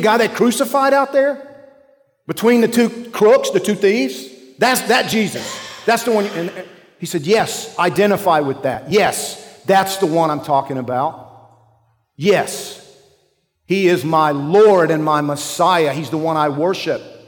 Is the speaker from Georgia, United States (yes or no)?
yes; Georgia, United States; I'm from Georgia